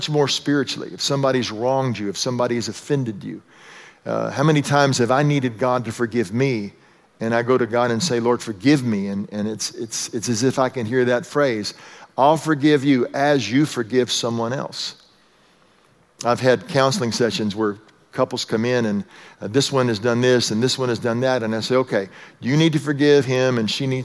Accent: Texas, United States; moved away; I was raised in Texas

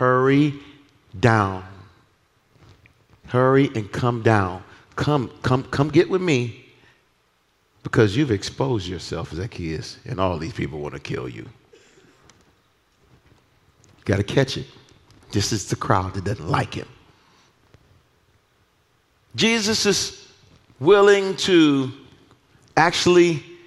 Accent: Detroit, Michigan, United States; I'm from Detroit. I'm just from Detroit

